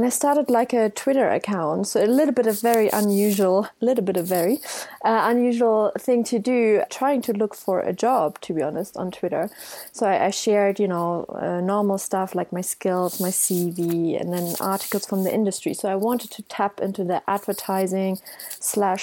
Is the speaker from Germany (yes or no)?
yes; Germany; now in United Kingdom; It's normally …, a German version, and I'm from Germany.